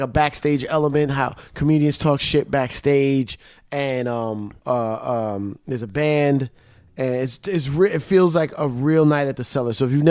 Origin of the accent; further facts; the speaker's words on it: Long Island, New York, United States; I lived in Long I went to high school in Long Island.